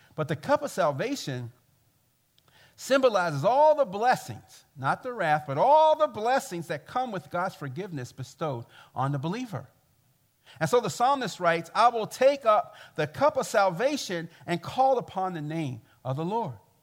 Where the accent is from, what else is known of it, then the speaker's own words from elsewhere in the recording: Baltimore, Maryland, United States; I come from Baltimore, and I come from the black church experience